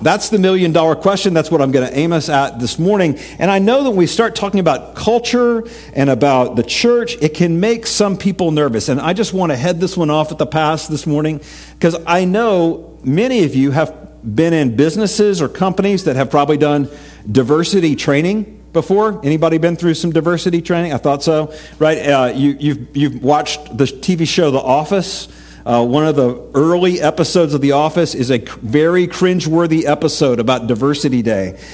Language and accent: English; East Tennessee, United States; I grew up in East Tennessee, lots of rivers, lots of tubing with my youth group